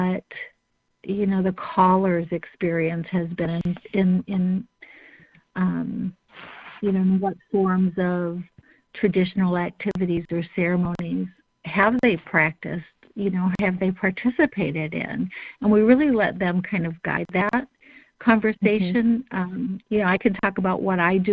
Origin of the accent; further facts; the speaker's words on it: Northern Michigan, United States; I'm from Northern Michigan